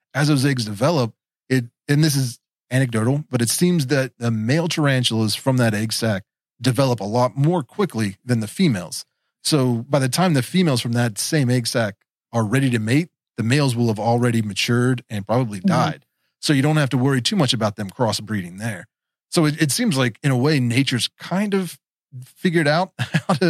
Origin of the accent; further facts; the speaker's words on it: West Virginia, United States; I am from West Virginia